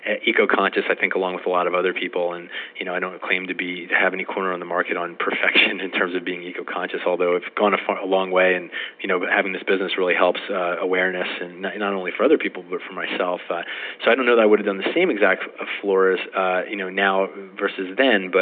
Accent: East Coast, United States; now in West Coast, United States; I grew up on the East Coast. I'm a transplanted East Coaster on the West Coast.

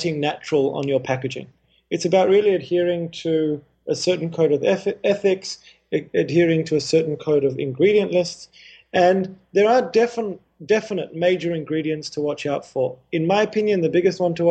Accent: Australia; also born or lived in Haifa, Israel / Indonesia / India; At the age of 4, my family moved to Australia

